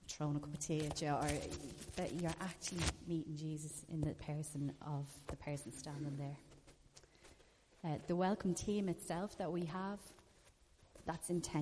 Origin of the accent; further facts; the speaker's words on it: Ireland; We're Irish